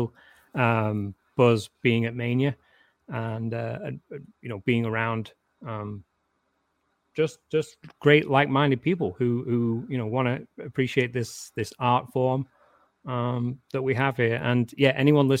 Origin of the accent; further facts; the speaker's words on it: England, United Kingdom; also born or lived in Warrington; I'm English and I'm reserved